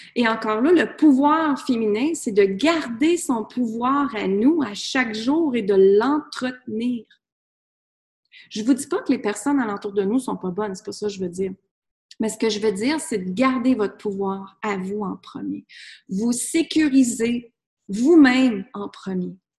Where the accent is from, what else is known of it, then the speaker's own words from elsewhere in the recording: Granby, Quebec, Canada; moved away as an adult; also born or lived in United States; je suis partie de B, je viens de B. Je suis partie de Granby et j'étais vivre aux États-Unis.